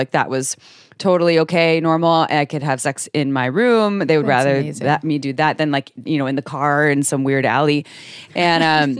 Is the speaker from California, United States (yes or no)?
yes; Santa Cruz, California, United States; And I grew up in Santa Cruz, California, in a household with, it was definitely dysfunction in there.